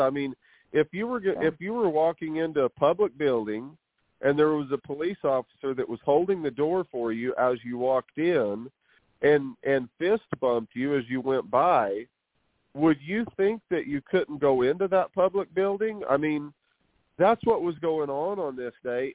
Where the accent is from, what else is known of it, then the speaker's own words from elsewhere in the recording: New Mexico, United States; I reside here in New Mexico where I was born and raised.